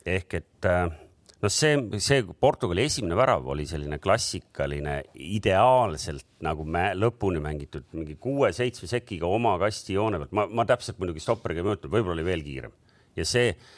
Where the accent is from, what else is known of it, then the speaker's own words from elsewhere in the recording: Estonia; me oleme Eestist